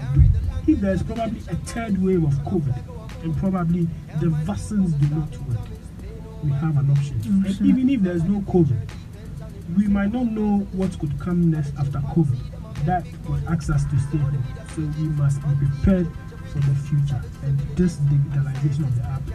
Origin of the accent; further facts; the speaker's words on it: Ghana; I grew up in Butakari